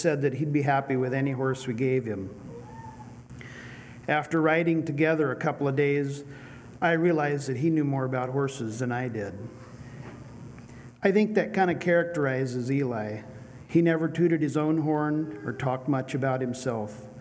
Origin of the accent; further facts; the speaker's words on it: Bonners Ferry, Idaho, United States; I'm from Bonners Ferry, Idaho